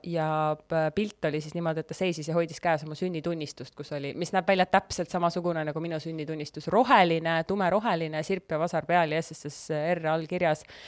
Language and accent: Estonian; Estonia; mul on passis on kirjas, et ma olen sündinud Eesti Vabariigis